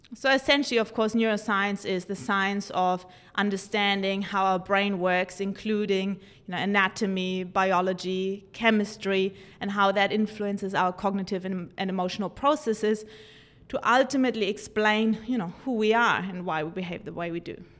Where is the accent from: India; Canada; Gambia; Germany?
Germany; moved away; growing up in Germany with two psychotherapists' parents